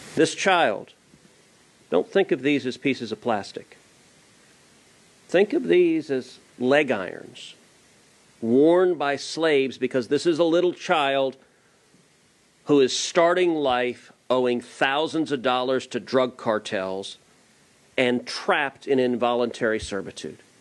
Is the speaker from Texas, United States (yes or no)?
yes; Houston, Texas, United States; I'm from Houston